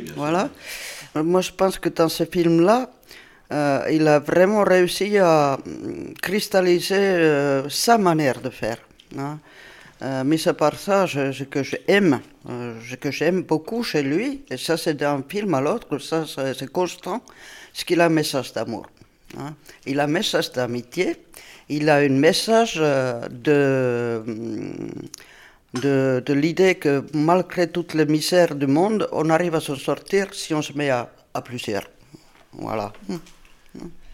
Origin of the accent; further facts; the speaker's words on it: Southern Finland, Finland; French is a second language; moved away as an adult; also born or lived in Brittany; now in France; moi je viens du sud de la Finlande